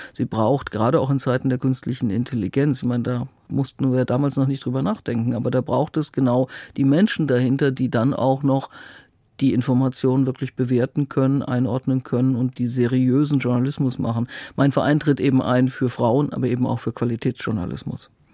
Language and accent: German; North Rhine-Westphalia, Germany; moved away as an adult; also born or lived in Bamberg / Berlin; ich komme eigentlich aus Westfalen